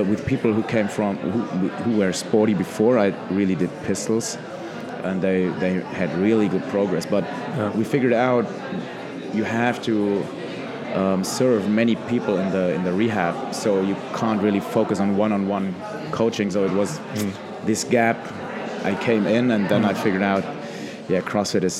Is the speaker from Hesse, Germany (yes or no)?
yes; Neckarsteinach, Hesse, Germany; also born or lived in Heidelberg; I was born in Heidelberg. It's near Mannheim, Frankfurt in Germany. And I was raised in Neckarsteinach